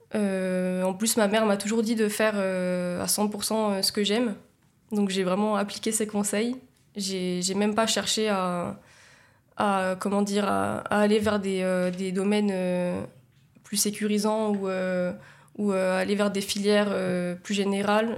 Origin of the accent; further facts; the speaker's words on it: Nice, Provence-Alpes-Côte d'Azur, France; also born or lived in Saint-Laurent-du-Var / Italy; moi en fait je suis née à Nice, j'ai grandi à Nice.